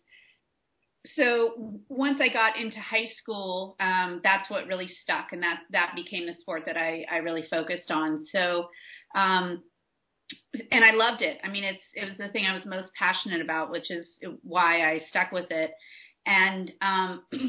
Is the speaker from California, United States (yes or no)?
yes; San Francisco Bay Area, California, United States; I'm from the San Francisco Bay Area, so when I was researching graduate schools, it just so happens that the school that was the best fit for doing applied sports psychology was right here in the Bay Area, 20 minutes from where I grew up